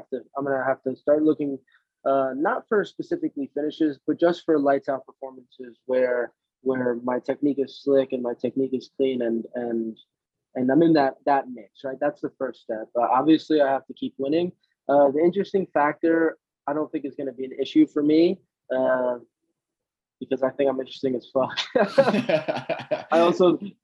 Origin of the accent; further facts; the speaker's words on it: Jersey Shore, New Jersey, United States; now in Miami, United States; I'm from New Jersey. I grew up in the Jersey Shore.